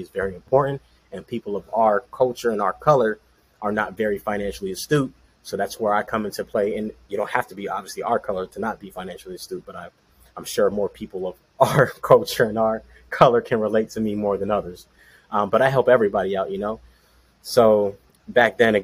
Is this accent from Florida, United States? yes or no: yes; Orlando, Florida, United States; born and raised in Orlando, Florida